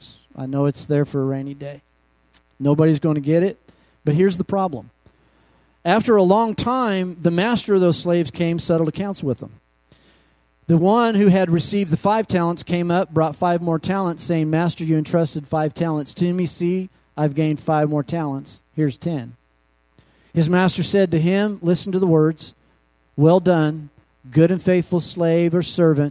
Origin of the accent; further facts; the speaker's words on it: Kansas, United States; also born or lived in Oklahoma; now in Phoenix, United States; I was raised in Kansas and Oklahoma